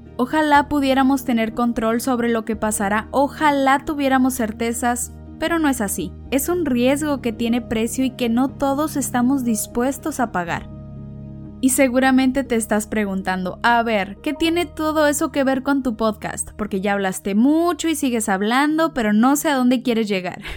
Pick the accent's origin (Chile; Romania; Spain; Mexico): Mexico; Ensenada, Baja California; soy mexicana de Ensenada, Baja California